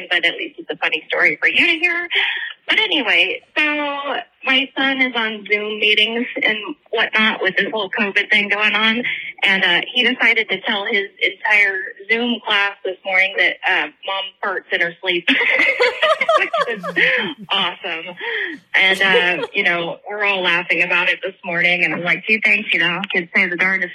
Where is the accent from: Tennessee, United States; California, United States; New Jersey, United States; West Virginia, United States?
California, United States; around Birdie; I grew up around Birdie